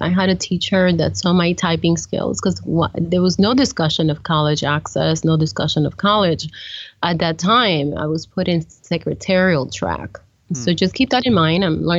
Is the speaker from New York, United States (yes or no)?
yes; New York City, New York, United States; I've come to, as a New Yorker, to have an appreciation for the wildlife that exists.